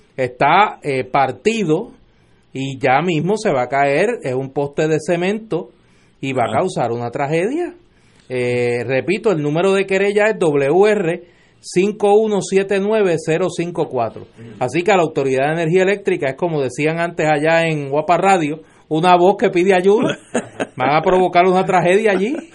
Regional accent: Caguas, Puerto Rico; mi pueblo de Cagua

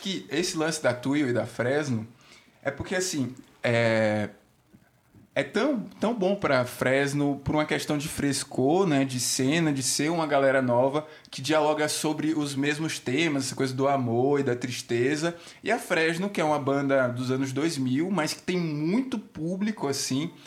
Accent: Aracaju, Sergipe, Brazil; moved away as an adult; now in São Paulo, Brazil; sou de Aracaju, vim para cá para São Paulo nesse rolê de música mesmo. Tô também há três anos.

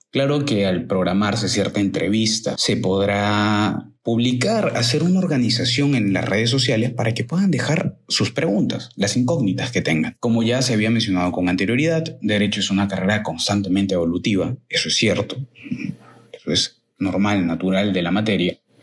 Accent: Lima, Peru; en mi país, que es Perú, en mi ciudad Lima

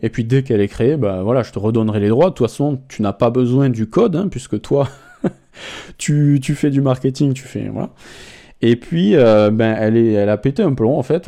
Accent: France; en tant que Français

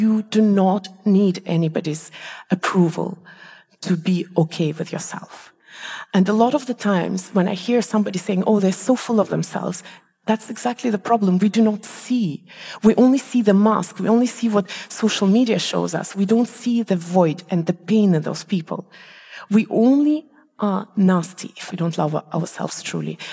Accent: Malaysia; moved away; also born or lived in Estonia; I come from Malaysia, we don't have seasons there. And I remember when I lived in Estonia

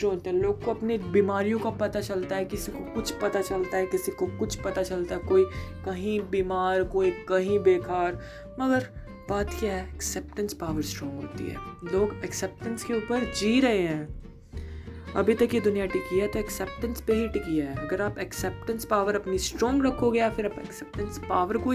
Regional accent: India; कई लोगों ने मुझसे इंस्टाग्राम पे पूछ लिया कि मैं इंडियन हूँ जी हाँ मैं इंडियन हूँ

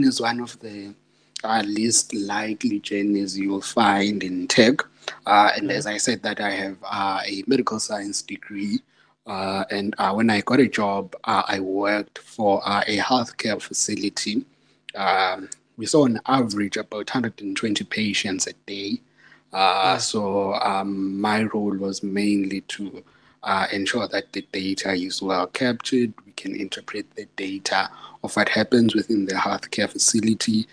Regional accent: Secunda, Mpumalanga, South Africa; I'm from Secunda. There's a township called Embalentle in Secunda. That's where I was born and grew up.

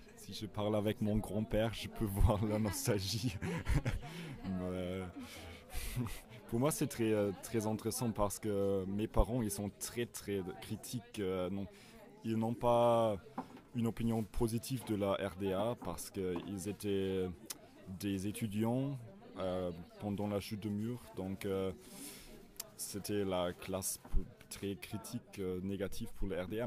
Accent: Berlin, Germany; French is a second language; moved away as an adult; now in Strasbourg, France; je viens de Berlin

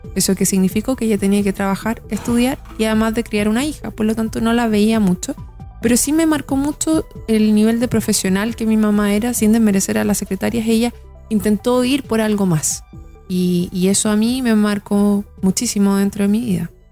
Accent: Santiago, Santiago Metropolitan Region, Chile; yo soy de Santiago, estudié en un colegio en la Florida, hice toda mi primera enseñanza ahí

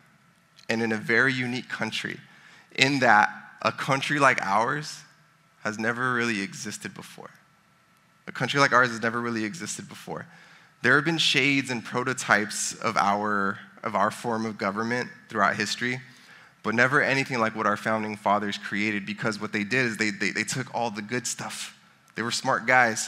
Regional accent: United States

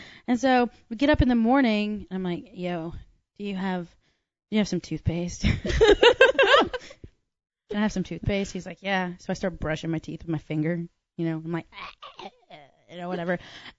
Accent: Ireland; My dad's from Kildare. Like my, I said, I'm Irish too.

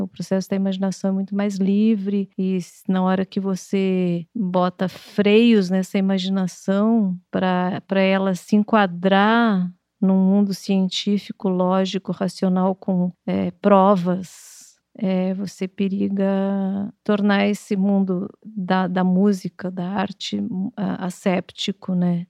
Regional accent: Santa Maria, Rio Grande do Sul, Brazil; moved away; also born or lived in Porto Alegre; Eu nasci em Porto Alegre e nós fomos morar em Santa Maria.

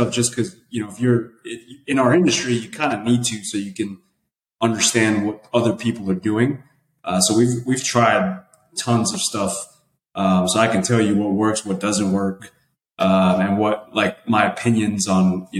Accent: the Bronx / Westchester County, New York, United States; moved away as an adult; also born or lived in Connecticut; now in Texas, United States; I was born in the Bronx, and actually we both born in the Bronx. And then I lived in Westchester the second half of my life

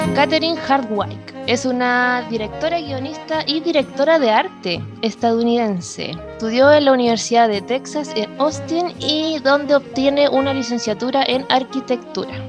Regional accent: Iquique, Tarapacá, Chile; moved away; desde Iquique, mi tierra natal

